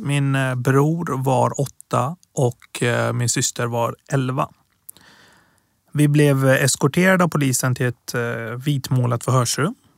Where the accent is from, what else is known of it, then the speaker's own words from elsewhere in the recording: Gothenburg, Västra Götaland, Sweden; Swedish is a second language; moved away as an adult; also born or lived in Tehran, Iran / Piteå, Sweden; now in Stockholm, Sweden; Jag är uppväxt i Göteborg, men bor i Stockholm sedan